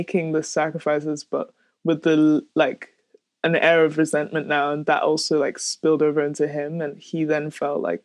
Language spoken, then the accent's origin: English; Nigeria; growing up in Nigeria